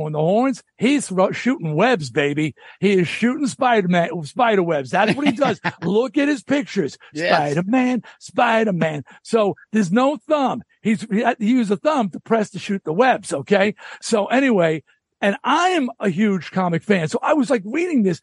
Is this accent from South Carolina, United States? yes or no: no; Long Island, New York, United States; I'm from Long Island.